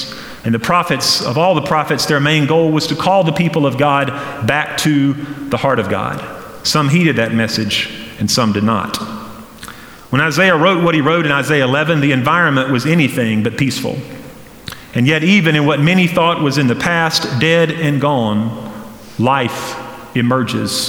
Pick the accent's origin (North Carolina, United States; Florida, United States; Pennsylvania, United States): North Carolina, United States; Flat Rock; Growing up in Western North Carolina in Flat Rock, where I did